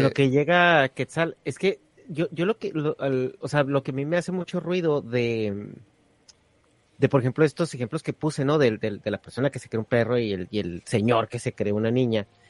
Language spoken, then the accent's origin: Spanish; northern Mexico, Mexico; Yo soy del norte de México